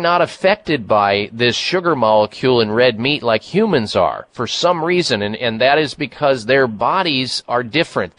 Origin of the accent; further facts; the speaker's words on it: Iowa, United States; I grew up in Iowa